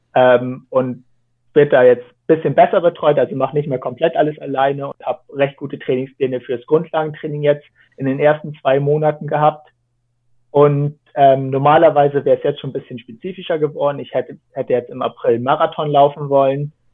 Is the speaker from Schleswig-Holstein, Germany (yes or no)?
yes; Kiel Canal area, Rendsburg, Schleswig-Holstein, Germany; ich bin da halt aufgewachsen